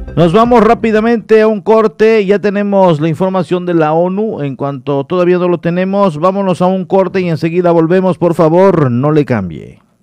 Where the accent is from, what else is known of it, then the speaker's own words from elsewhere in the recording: Solferino, Quintana Roo, Mexico; moved away as an adult; now in Cozumel, Mexico; soy de Lázaro Cárdenas, allá en la bella comunidad de Solferino, Quintana Roo